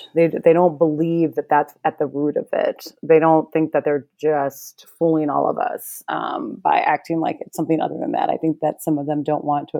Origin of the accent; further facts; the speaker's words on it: Mississippi, United States; I was born in Mississippi in the South I was a kid